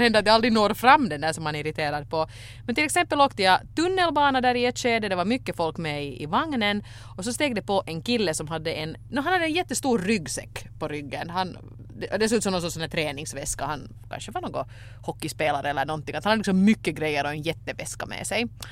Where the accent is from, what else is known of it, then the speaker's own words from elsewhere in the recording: Finland; när man kommer som finländare till Sverige